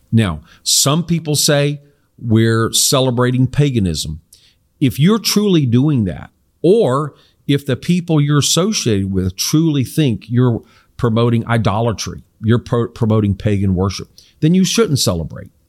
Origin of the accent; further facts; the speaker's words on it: South Korea; I grew up in Korea where my parents were missionaries, and it was a predominantly non Christian country.